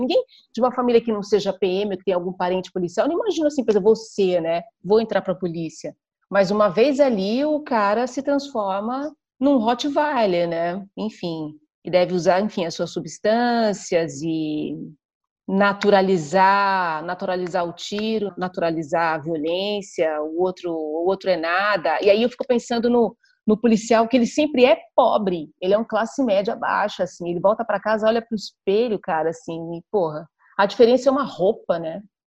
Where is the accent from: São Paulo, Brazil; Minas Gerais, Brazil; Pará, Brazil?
São Paulo, Brazil; ABC Paulista; eu fui criada no ABC Paulista, num conjunto habitacional